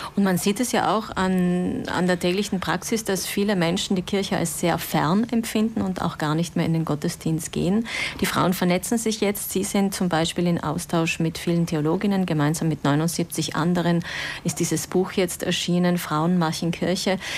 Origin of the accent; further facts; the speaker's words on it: South Tyrol, Trentino-Alto Adige, Italy; so wie die katholische Männerbewegung bei uns in Südtirol